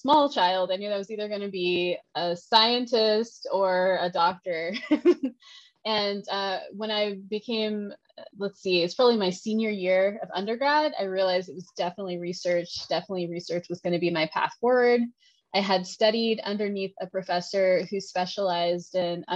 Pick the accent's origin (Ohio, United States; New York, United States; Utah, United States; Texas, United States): Texas, United States; I am from Texas, so I will say y'all